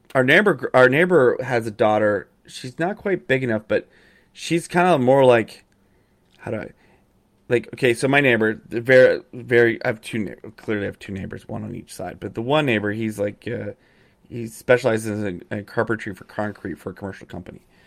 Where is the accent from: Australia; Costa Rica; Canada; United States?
Canada; Calgary, Alberta; moved away; I grew up in Calgary